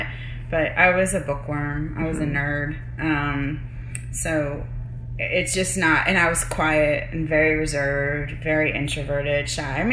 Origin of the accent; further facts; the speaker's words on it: Pittsburgh, Pennsylvania, United States; growing up in Pittsburgh